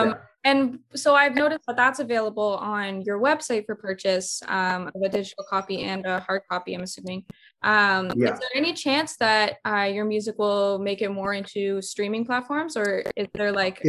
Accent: Toronto, Ontario, Canada; I'm from Toronto, Ontario, so the GTA area.

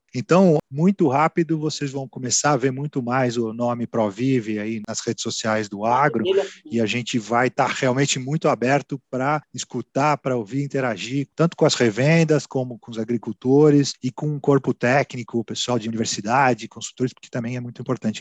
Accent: São Paulo, Brazil; moved away as an adult; also born or lived in Piracicaba; now in Bragança Paulista, Brazil; Eu sou de São Paulo, sou paulistano

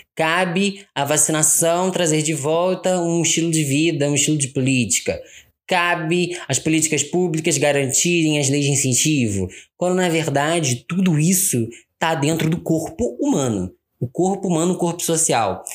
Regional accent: Rio de Janeiro, Brazil; Eu nasci e fui criado no Rio de Janeiro

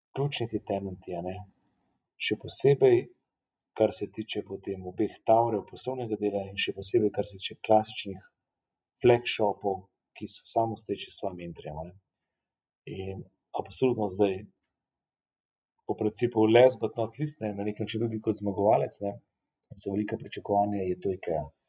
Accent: Slovenia

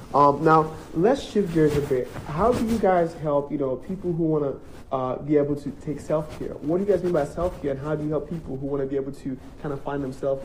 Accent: Nigeria; because I'm from Nigeria

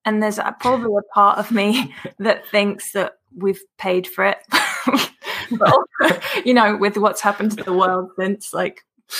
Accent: London, United Kingdom; moved away; also born or lived in New York; I'm from London, so we would fly back from New York

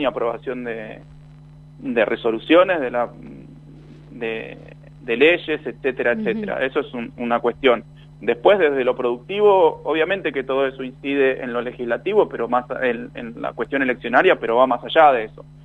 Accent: Buenos Aires Province, Argentina; como bonaerense

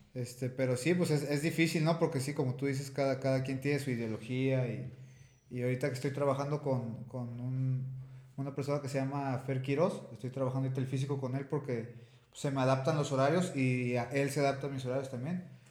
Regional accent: Tepic, Nayarit, Mexico; moved away as an adult; now in Guadalajara, Mexico; yo soy de Tepic, ahorita este, pues estoy radicando aquí en Guadalajara

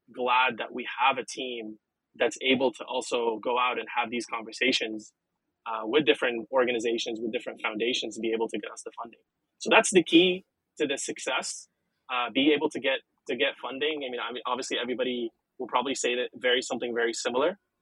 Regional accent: Lebanon; first language Arabic and French; English is a second language; moved away as an adult; also born or lived in San Francisco, United States; was born and raised in Lebanon, uh, in the Middle East

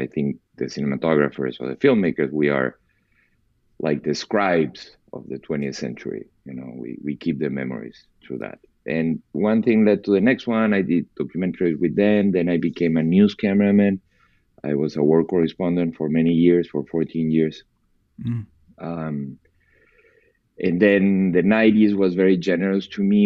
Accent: Peru; moved away; I was born and raised in Peru, in South America

